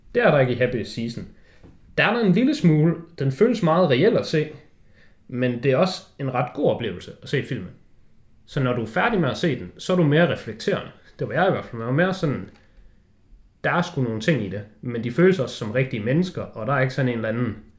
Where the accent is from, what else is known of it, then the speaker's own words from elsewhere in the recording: Denmark; du sidder som dansker